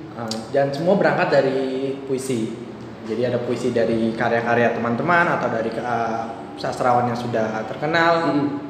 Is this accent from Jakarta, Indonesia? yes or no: yes; Jakarta, Indonesia; aku aku lahir besar di Jakarta